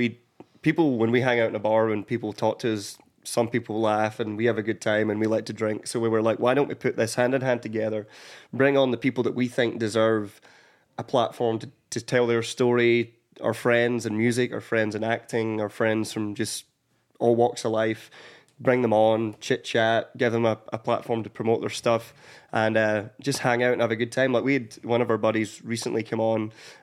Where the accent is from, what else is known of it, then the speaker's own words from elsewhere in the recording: Scotland, United Kingdom; moved away as an adult; now in Nashville, United States; a homecoming gig in Scotland